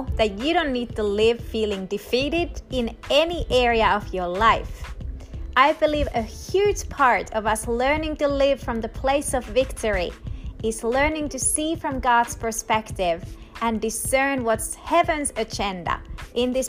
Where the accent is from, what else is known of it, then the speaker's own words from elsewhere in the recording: Finland; now in United States; I'm ultimately a citizen of heaven, but I'm also a citizen of Finland